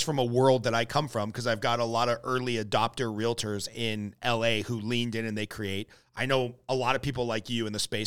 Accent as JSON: {"language": "English", "region": "Southern California", "country": "United States", "tie": "born or raised there", "said": "born and raised in Southern California"}